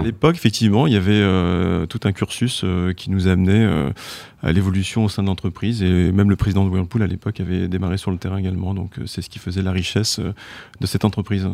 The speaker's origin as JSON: {"language": "French", "country": "France", "said": "quand on est français"}